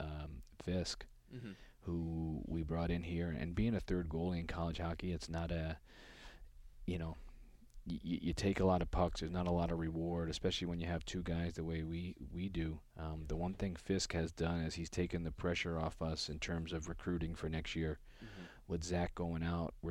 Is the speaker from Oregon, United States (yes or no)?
no; New York City, New York, United States; I'm a street kid from the Bronx, born and raised in the Bronx